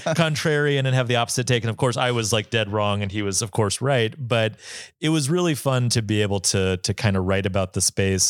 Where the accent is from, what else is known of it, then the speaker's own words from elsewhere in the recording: Bozeman, Montana, United States; I'm from Bozeman, Montana